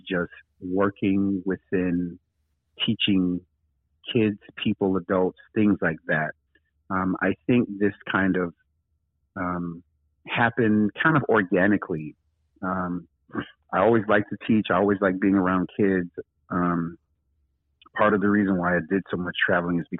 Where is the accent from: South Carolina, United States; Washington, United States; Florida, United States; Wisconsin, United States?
Florida, United States; Daytona Beach; moved away as an adult; also born or lived in Japan; now in California, United States; I'm originally from Daytona Beach, Florida